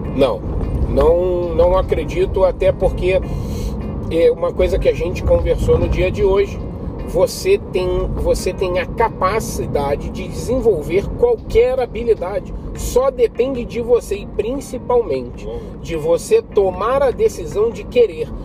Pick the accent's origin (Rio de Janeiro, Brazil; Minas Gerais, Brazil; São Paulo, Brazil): Rio de Janeiro, Brazil; sou carioca, 38 anos de idade